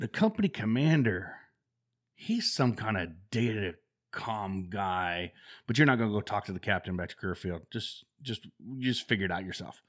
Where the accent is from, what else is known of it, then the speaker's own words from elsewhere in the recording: Denison and Yorkshire, Ohio, United States; moved away as an adult; also born or lived in Dover, Ohio / North Carolina; I was born in Dover, Ohio, and then I was raised in a little community south of Dover